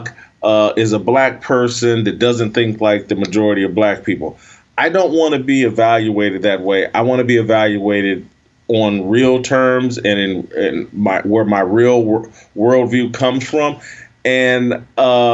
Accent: United States; I'm a Christian. I'm an American.

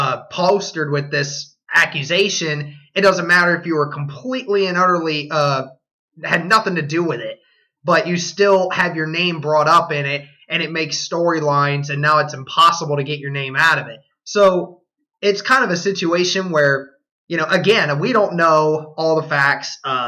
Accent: United States; we as an American society

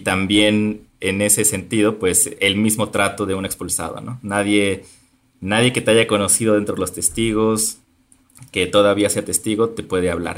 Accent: Topilejo, Mexico City, Mexico; yo crecí en un pueblo llamado Topilejo

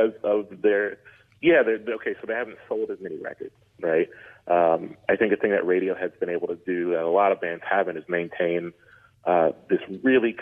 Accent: Columbus, Ohio, United States; Columbus, Ohio, where I'm from

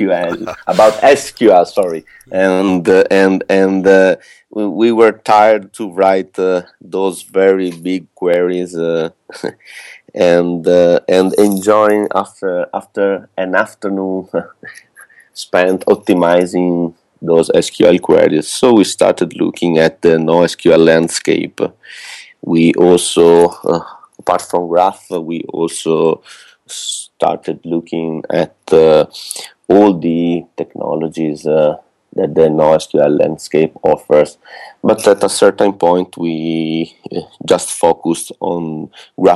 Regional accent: Venice, Veneto, Italy; I come from Venice

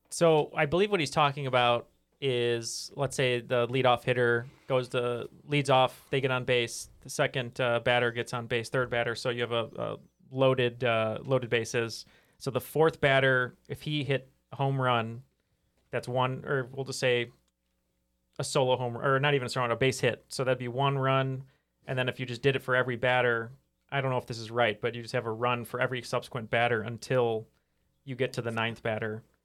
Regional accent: Atlanta, Georgia, United States; I was born in Atlanta

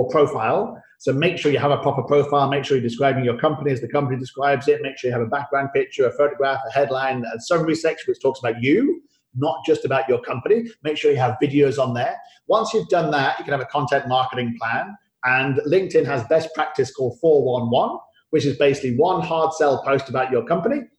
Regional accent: United Kingdom; now in Singapore; my old passport, which I obviously had to renounce for the British passport

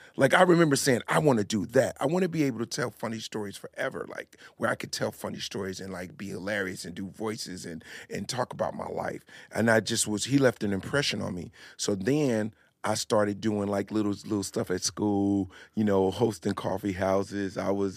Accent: Newark, New Jersey, United States; No, I grew up in Jersey. Okay. Now, the interesting thing about living in Newark and growing up in Newark, on certain days you could just see New York.

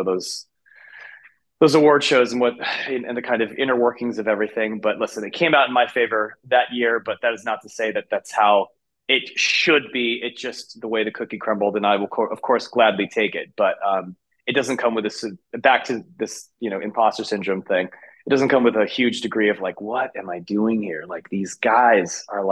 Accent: San Francisco, California, United States; my hometown of San Francisco

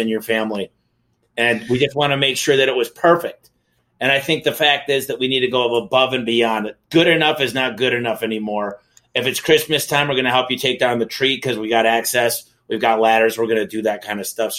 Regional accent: Michigan, United States; now in Phoenix, United States; I'm from Michigan.

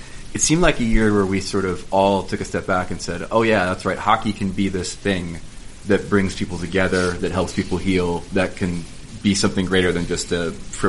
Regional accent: United States; As an American

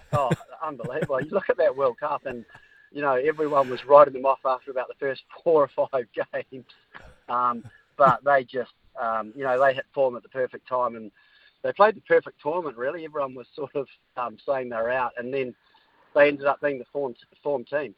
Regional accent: New Zealand; as a Kiwi

